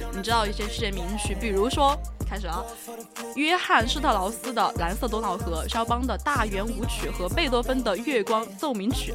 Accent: Sichuan, China; accent: Sichuanese; 我们四川话叫加老李。

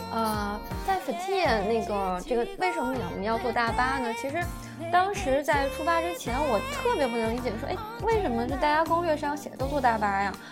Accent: China; 我们中国人

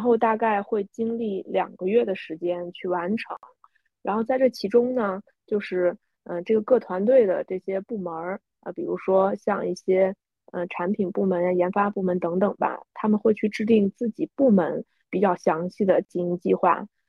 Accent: China; 我们中国人

